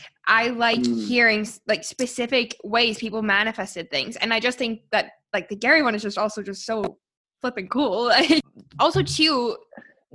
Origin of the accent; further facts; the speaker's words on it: Canada; moved away as an adult; also born or lived in Sydney, Australia; my hometown. Like, I'm in the mountains.